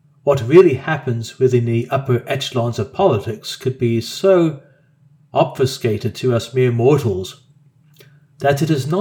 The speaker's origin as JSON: {"language": "English", "country": "Australia", "said": "Us Australians"}